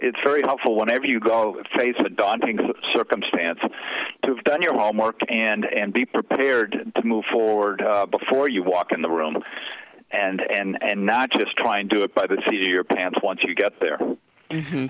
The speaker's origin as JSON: {"language": "English", "town": "Chicago", "region": "Illinois", "country": "United States", "tie": "born or raised there", "said": "I grew up in Chicago"}